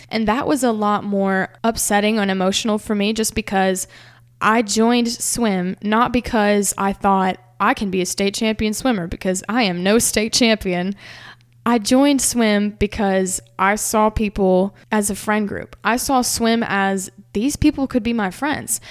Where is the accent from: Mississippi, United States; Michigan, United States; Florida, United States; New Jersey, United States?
Mississippi, United States; Hernando; surrounded by my hometown that came out